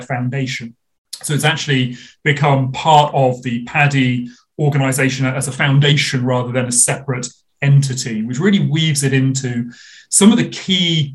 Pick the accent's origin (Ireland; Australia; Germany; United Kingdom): United Kingdom; I get to look after the UK, my home country where I did most of my diving